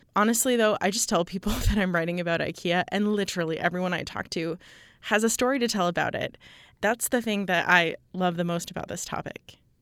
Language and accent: English; Michigan, United States; now in Madison, United States; I grew up in Michigan